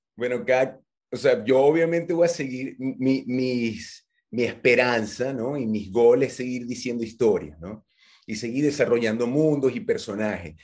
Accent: Venezuela; yo venezolano, mi, mi, mamá venezolana, mi papá venezolano

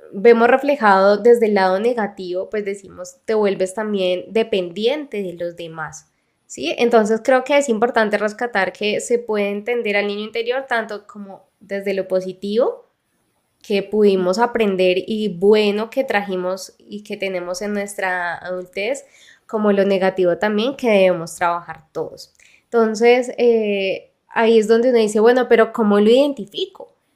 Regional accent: Mexico; de México

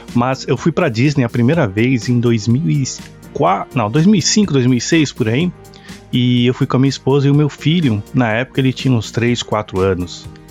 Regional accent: Brazil; moved away; minha infância lá no Brasil

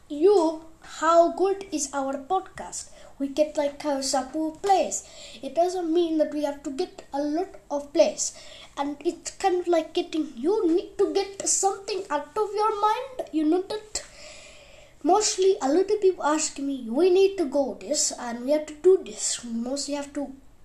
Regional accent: India; moved away; I am from India, and also I am from Hassan

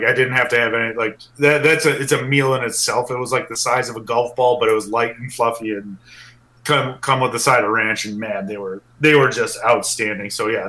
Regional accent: Milwaukee, Wisconsin, United States; I've born and raised in Milwaukee

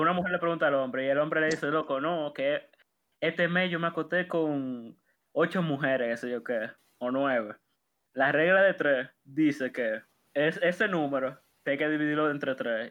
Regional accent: Dominican Republic; yo soy de esa, de esa parte, de, esos dominicanos

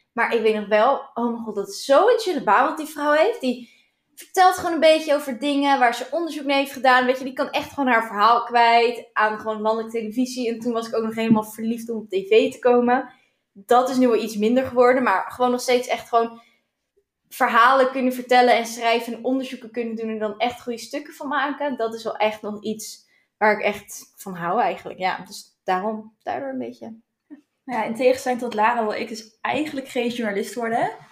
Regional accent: Duiven, Gelderland, Netherlands; moved away; ik kom uit Duiven

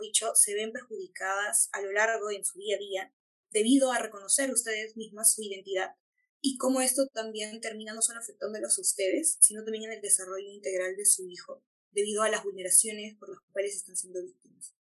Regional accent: Peru; todas las personas que somos peruanos, peruanas, peruanes

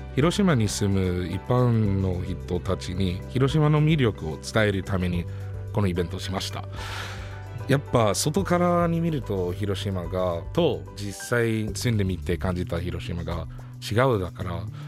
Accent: United States; Japanese is a second language; moved away as an adult; now in Hiroshima, Japan; 身はアメリカなんですけど

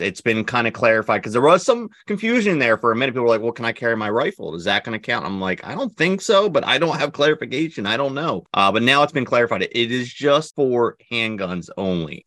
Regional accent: New Jersey, United States; we are from New Jersey

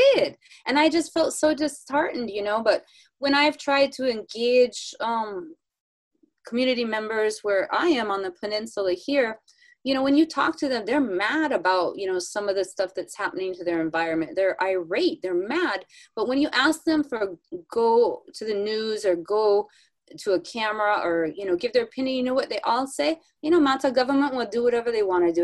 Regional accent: Northern California, United States; I'm from the Northern California, you know, kind of a hippie place

